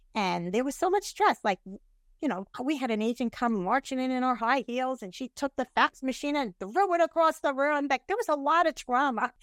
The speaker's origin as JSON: {"language": "English", "region": "New York", "country": "United States", "moved": "yes", "lives_now": "Tampa Bay, United States", "said": "I'm from New York."}